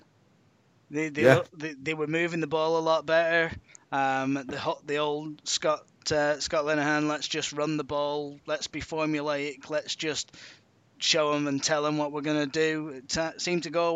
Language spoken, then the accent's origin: English; near Preston, North West England, United Kingdom; I'm from near Preston, just outside of Manchester.